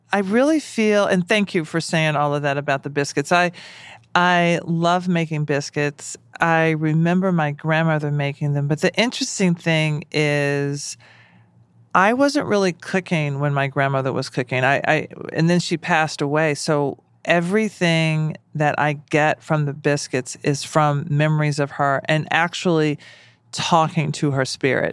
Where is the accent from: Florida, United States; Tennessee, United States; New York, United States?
Tennessee, United States; Nashville; I'm black and I'm from Nashville.